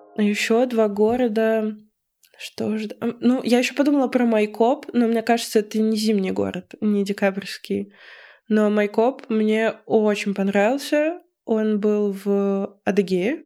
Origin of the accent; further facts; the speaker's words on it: Voronezh, Voronezh Oblast, Russia; moved away as an adult; now in Moscow, Russia; мое детство у нас в Воронеже